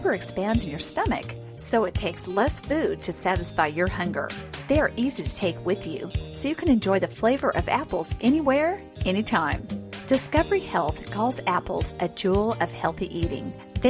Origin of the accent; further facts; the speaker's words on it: Pacific Northwest, United States; growing up in the Pacific Northwest